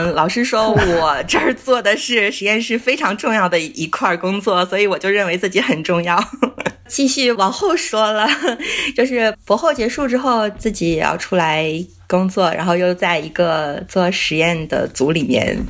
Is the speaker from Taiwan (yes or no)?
no; Heilongjiang, China; 黑龙江，